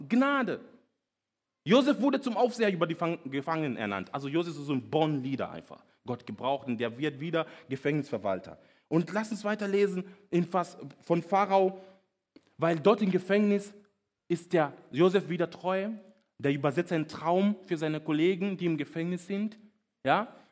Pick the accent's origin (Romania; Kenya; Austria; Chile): Kenya; German is a second language; moved away as an adult; now in Germany; Ich bin nämlich nicht hier aufgewachsen, ich bin in Kenia aufgewachsen.